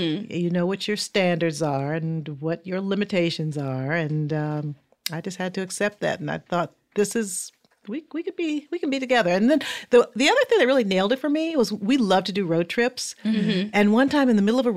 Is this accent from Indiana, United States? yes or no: yes; Fort Wayne, Indiana, United States; Fort Wayne, Indiana